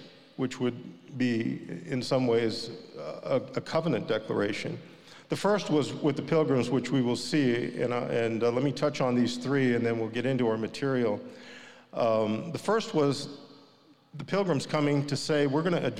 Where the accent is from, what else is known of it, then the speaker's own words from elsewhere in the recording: Southern California, United States; also born or lived in Sri Lanka; I grew up in California, in Southern California